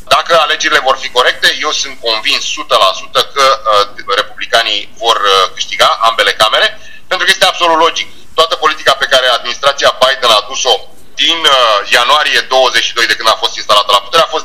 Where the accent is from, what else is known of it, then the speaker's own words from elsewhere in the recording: Romania; moved away as an adult; now in United States; sunt mai mult român decât american, pentru că acolo m-am născut și acolo mi-am trăit uh, copilăria și o mare parte din tinerețe